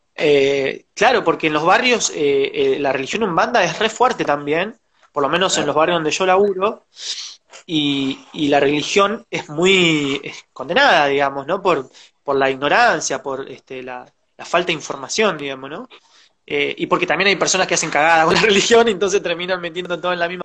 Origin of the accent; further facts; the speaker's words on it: José C. Paz, Buenos Aires Province, Argentina; nací, me crié en Soliverde, en José Cepaz, con urbano bonaerense